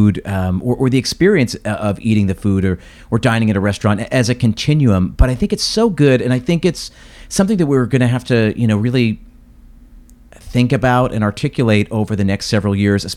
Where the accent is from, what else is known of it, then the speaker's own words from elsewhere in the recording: United States; my view as an American